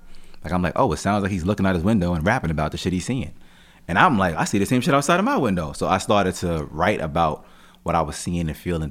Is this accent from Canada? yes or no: no; Jamaica; And I'm Jamaican, so just culturally, family, mothers, sons, and shit, they just really tight-knit, you know what I mean?